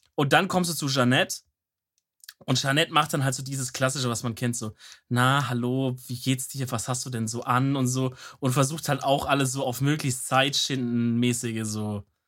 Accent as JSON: {"language": "German", "region": "Swabia", "country": "Germany", "said": "als Schwabe"}